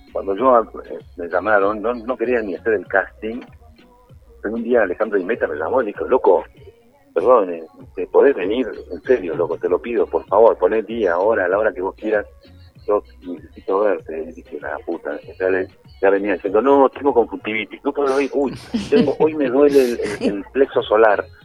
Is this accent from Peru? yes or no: yes; Peru; un recorrido por parte de mi infancia acá en Perú